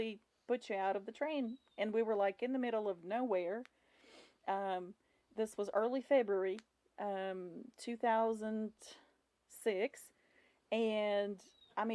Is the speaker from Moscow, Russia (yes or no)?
no; Volgograd, Volgograd Oblast, Russia; English is a second language; moved away as an adult; also born or lived in Kingsport, Tennessee; now in Bristol, Tennessee, United States; my hometown, Volgograd